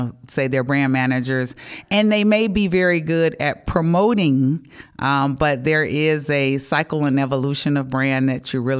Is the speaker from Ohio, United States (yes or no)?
yes; Cincinnati, Ohio, United States; also born or lived in Atlanta; So, you know, I live here in Ohio. I'm a Buckeye. I grew up in Cincinnati, but I do have a home in Atlanta also.